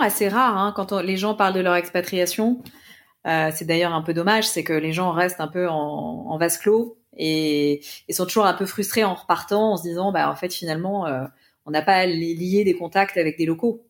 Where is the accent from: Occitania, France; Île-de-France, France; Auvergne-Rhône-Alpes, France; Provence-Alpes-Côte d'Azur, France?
Île-de-France, France; Paris; je suis parisienne